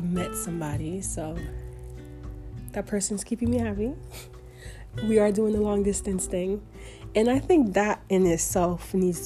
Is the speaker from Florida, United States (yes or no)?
yes; Florida, United States; moved away as an adult; I'm from Florida